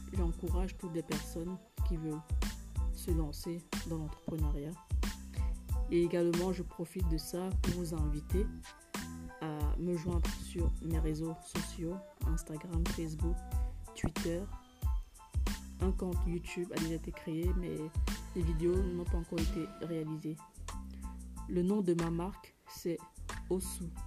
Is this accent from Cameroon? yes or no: yes; Cameroon; en tant que africaine, en tant que camerounaise